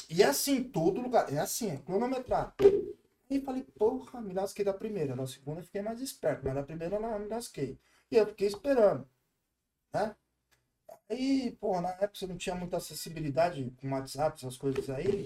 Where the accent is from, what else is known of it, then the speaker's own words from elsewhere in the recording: Brazil; Também não entendo nada, eu sou brasileiro.